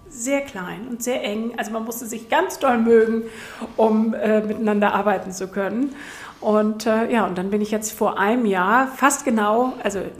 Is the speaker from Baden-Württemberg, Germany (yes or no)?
no; Wiesbaden, Hesse, Germany; also ich komme nicht aus Hamburg, ich komme aus Wiesbaden und meine Großeltern haben nach dem Krieg ein Gewürzgeschäft aufgemacht.